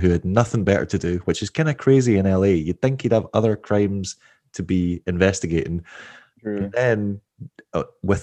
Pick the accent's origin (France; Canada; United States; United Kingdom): United Kingdom; Scotland